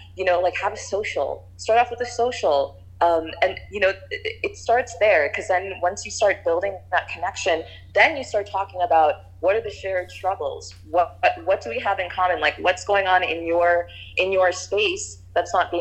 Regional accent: New York City, New York, United States; I was born and raised in Queens.

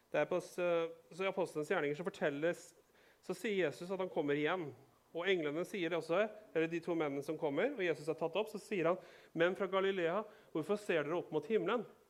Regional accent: Rakkestad, Østfold, Norway; vi er fra Rakkestad, vi forstår dette språket. Vi er bønder

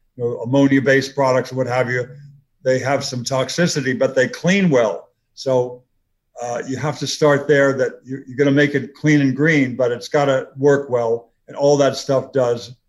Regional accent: Los Angeles, California, United States; I grew up in LA. I grew up in the San Fernando Valley

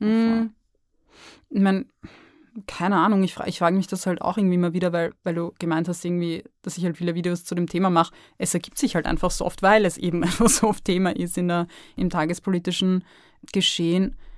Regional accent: Lower Austria, Austria; now in Vienna, Austria; Ich bin in Niederösterreich groß geworden

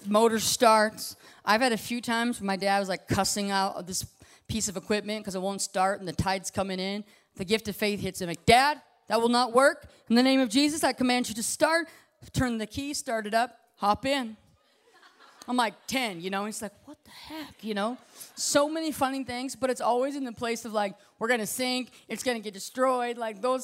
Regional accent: Alaska, United States; Growing up the way I grew up in Alaska

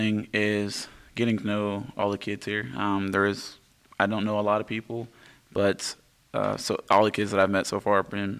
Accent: Wichita, Kansas, United States; also born or lived in Hutchinson, Kansas; the second to youngest kid in my family. I grew up in the Wichita area

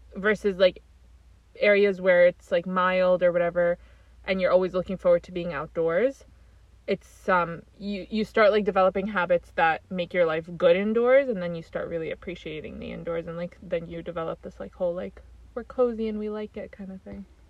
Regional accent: New York, United States; we grew up in the New York where people are normal, like immigrant families trying to make it

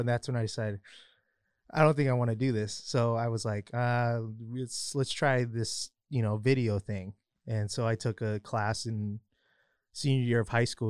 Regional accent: Highland, California, United States; I'm actually from Highland. A lot of people think I'm from San Bernardino, but I'm actually not

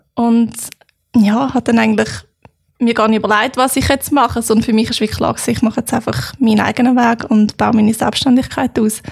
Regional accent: Freiamt, Aargau, Switzerland; now in Lucerne, Switzerland; Freiamt, wo ich aufgewachsen bin

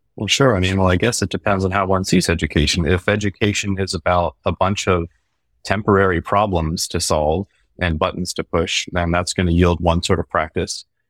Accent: Baltimore, Maryland, United States; I grew up in Baltimore in an Irish music community

